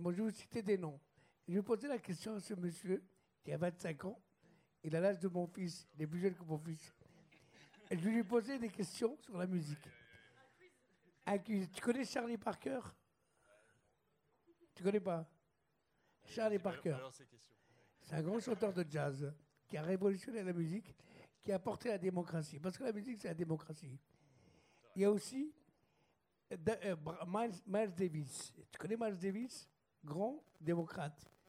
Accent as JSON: {"language": "French", "town": "Lyon", "region": "Auvergne-Rhône-Alpes", "country": "France", "said": "parce que moi, je suis lyonnais aussi, je connais cette soirée."}